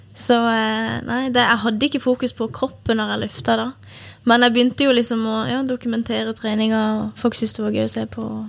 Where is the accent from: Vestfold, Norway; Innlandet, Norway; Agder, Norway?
Agder, Norway; Kristiansand; moved away; Jeg hadde kunder hjemme i Kristiansand